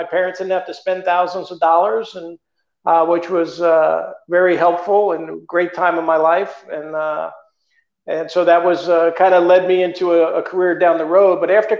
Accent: Rockville Centre, New York, United States; now in Scottsdale, United States; I grew up on Long Island, a little town called Rockville Center, Long Island.

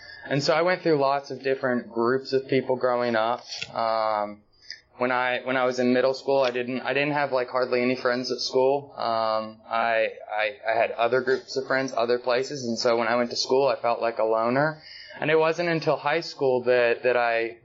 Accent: Marietta, Georgia, United States; I was born and raised in Atlanta, just outside of Atlanta, Marietta

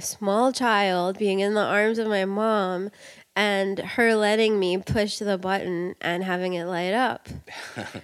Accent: New York City, New York, United States; I grew up in Queens

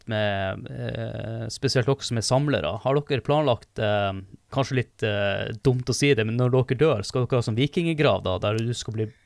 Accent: Northern Norway, Norway; jeg er nordlending

